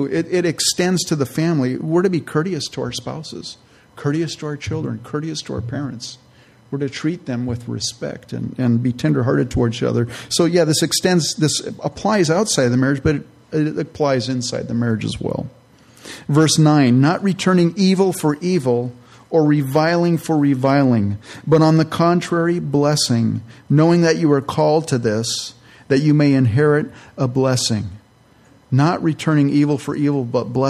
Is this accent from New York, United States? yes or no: no; California, United States; also born or lived in Minnesota; I'm from California.